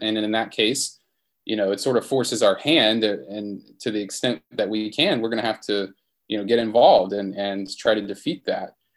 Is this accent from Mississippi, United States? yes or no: yes; Mississippi, United States; That's my home state.